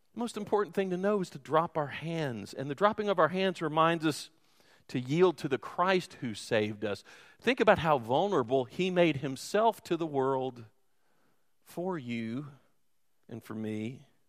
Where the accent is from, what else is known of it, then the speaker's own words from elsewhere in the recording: Louisville, Kentucky, United States; moved away; I'm from Louisville, which is more of a Yankee town.